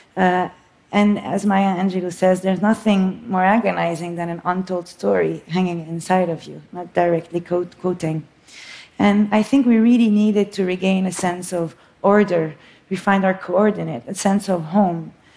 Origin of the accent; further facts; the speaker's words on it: Beirut, Beirut Governorate, Lebanon; moved away as an adult; also born or lived in New York; I was born in Beirut, Lebanon. It's uh, what I call my home country.